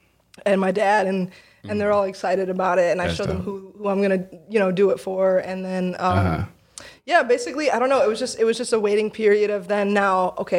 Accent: Michigan, United States; I'm like from Michigan

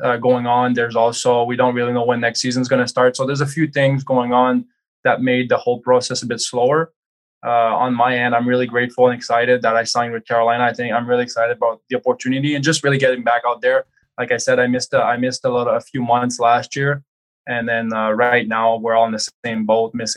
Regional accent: Quebec, Canada; moved away; growing up, I'm from Quebec

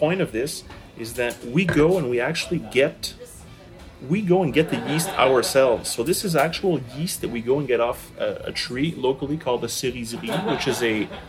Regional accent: Gaspé Coast, Quebec, Canada; first language English; growing up in the Gaspé Coast, a very isolated region, a beautiful region by the ocean

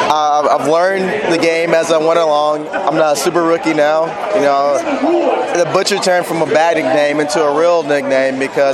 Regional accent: Houston, Texas, United States; from Houston, Texas.

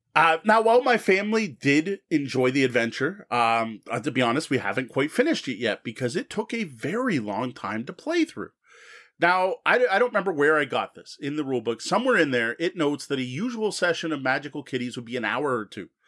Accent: Canada; As a Canadian

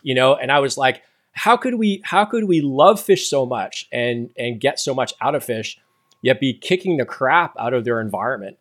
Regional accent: just outside Toronto, Southern Ontario, Canada; moved away as an adult; now in Amherst, United States; I grew up in Southern Ontario, uh, just outside of Toronto.

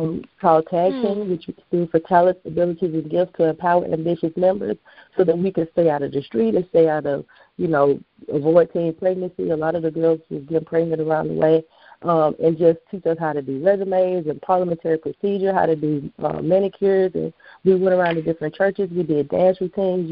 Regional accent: Atlanta, Georgia, United States; I am a Atlanta native

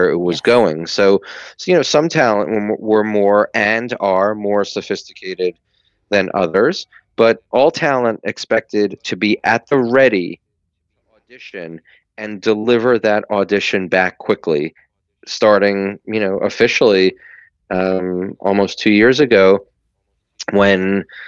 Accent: New York, United States; I grew up in New York and I raised in New York

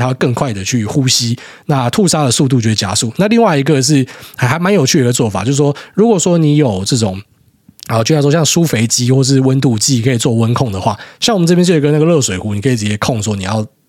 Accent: Taiwan; moved away; 我从台湾过来，每次最大的一个冲击就是前一两个礼拜一定会很不舒服

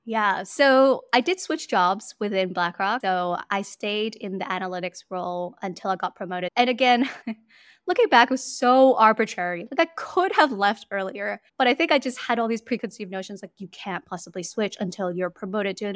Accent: Hong Kong; moved away as an adult; also born or lived in New York, United States; now in Singapore; I was born and raised in Hong Kong, basically spent my entire life there until university

